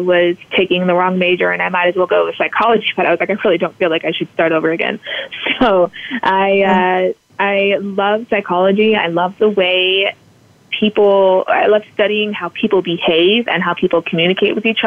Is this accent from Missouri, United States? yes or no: no; California, United States; I grew up in California. I was born there